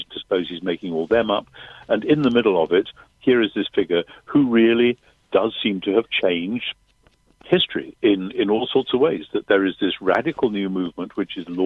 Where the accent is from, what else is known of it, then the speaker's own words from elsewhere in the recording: United Kingdom; I'm British